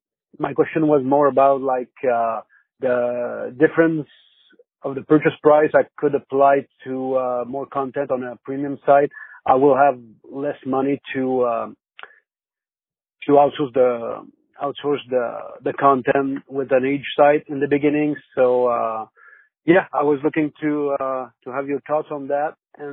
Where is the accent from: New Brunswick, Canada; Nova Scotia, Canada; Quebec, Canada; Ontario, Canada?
Quebec, Canada; Salaberry-de-Valleyfield; English is a second language; I'm from Valleyfield, Canada. I'm sorry. English is not my first language